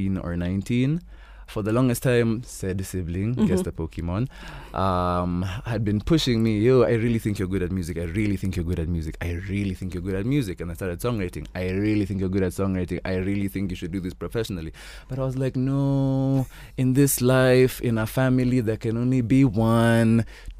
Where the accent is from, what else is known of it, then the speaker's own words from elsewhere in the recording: Kenya; me being the Kenyan I am